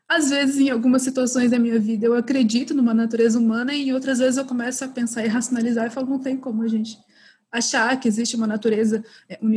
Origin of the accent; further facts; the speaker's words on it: Santa Catarina, Brazil; born there; also born or lived in Minas Gerais; eu sou formada em direito, é, eu sou brasileira.